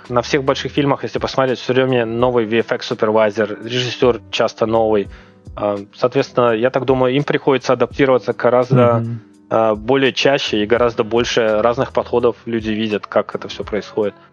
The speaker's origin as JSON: {"language": "Russian", "country": "Uzbekistan", "tie": "born or raised there", "said": "Ну, а, я, двух... я родом с Узбекистана."}